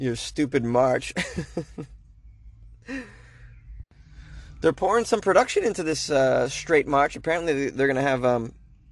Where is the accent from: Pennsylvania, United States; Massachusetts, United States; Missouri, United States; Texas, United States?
Massachusetts, United States; Boston; it's my hometown. But, Boston